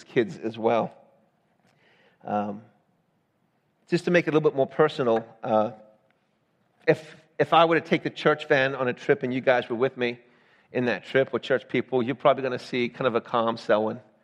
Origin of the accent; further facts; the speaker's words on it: the South, United States; moved away; also born or lived in Georgia; I'm from the South.